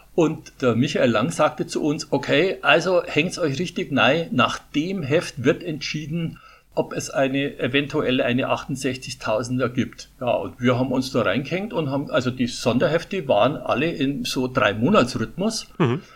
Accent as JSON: {"language": "German", "town": "Putzbrunn", "region": "Bavaria", "country": "Germany", "tie": "born or raised there", "also_born_or_lived": "Munich", "accent": "Bavarian", "moved": "yes", "said": "ich bin in Putzbrunn geboren, oh. der Ort genau neben Ottobrunn, ja, und habe 37 Jahre in, in München gelebt. Also mein Bayerisch, das werde ich wahrscheinlich nie verlieren"}